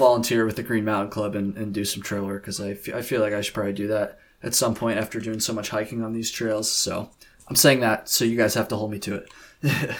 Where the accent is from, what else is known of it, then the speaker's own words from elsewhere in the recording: Vermont, United States; I'm from Vermont